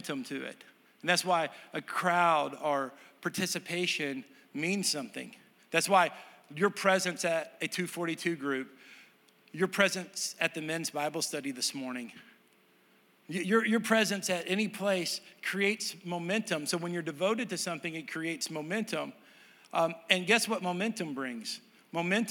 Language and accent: English; Texas, United States; moved away; I'm from Texas.